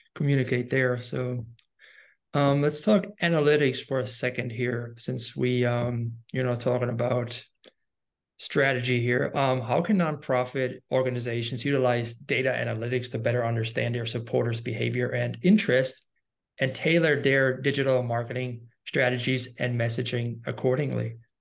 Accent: Germany; I'm from Germany

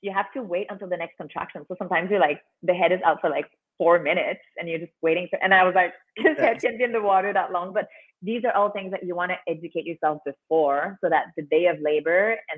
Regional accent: Canada; now in Mexico; I'm from Canada.

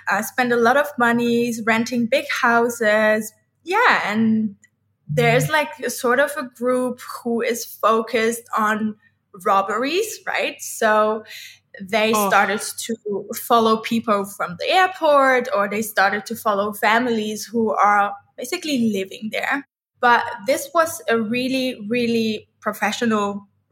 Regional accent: Amsterdam, North Holland, Netherlands; moved away as an adult; also born or lived in Ibiza, Spain; now in Thailand; we are all born and raised in Amsterdam City, Netherlands

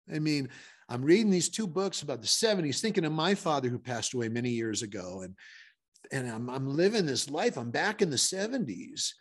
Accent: Connecticut, United States; moved away; I'm from Connecticut

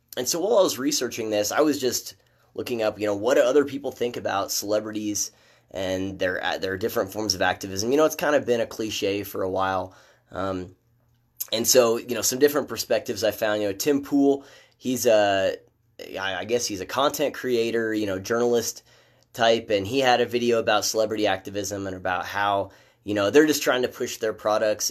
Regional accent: Midwest, United States; moved away; I'm from the Midwest

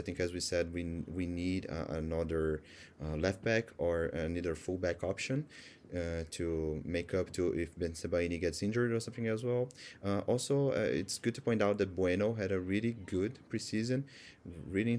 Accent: Brazil; I also write some stuff in Portuguese as well, as I'm from Brazil

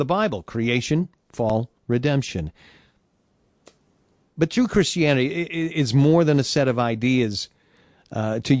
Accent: Detroit, Michigan, United States; Motown, Detroit, where I was born and raised

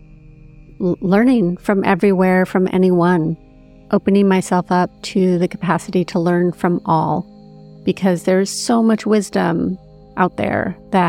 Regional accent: Big Sur, California, United States; growing up in Big

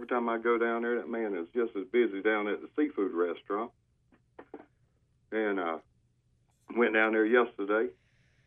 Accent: Wayne County, North Carolina, United States; I'm from Wayne County

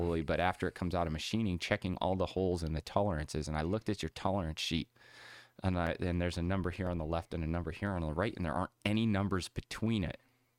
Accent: Meadville, Pennsylvania, United States; I grew up in Meadville, Pennsylvania area. It's called Tool City, USA.

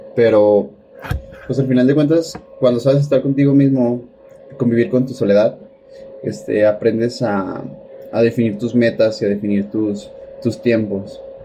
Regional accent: Mexico; los mexicanos somos

